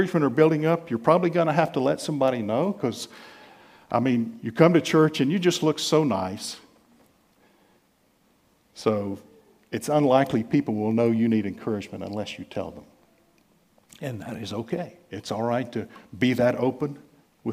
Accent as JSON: {"language": "English", "country": "United States", "said": "being American"}